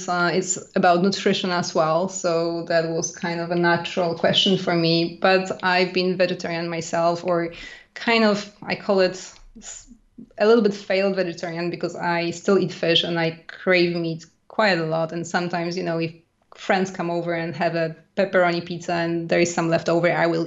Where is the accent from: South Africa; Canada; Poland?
Poland; now in France; I grew up in a very small village in middle of Poland